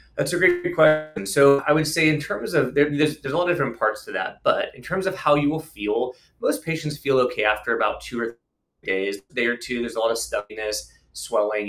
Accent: Tustin, California, United States; also born or lived in East Coast; I grew up in Southern California. I grew up in Tustin, inland, just about 15, 20 miles from here

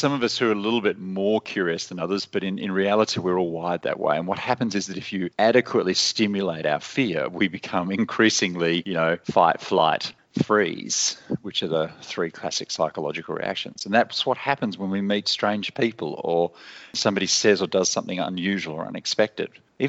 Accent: Australia; moved away as an adult; Well, originally, I'm Australian and I spent most of my adult life living in, other countries.

